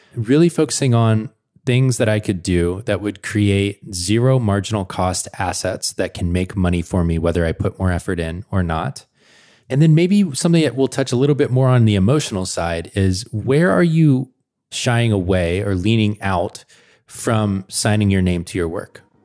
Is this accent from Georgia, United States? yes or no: yes; Atlanta, Georgia, United States; now in Portland, United States; I'm from Atlanta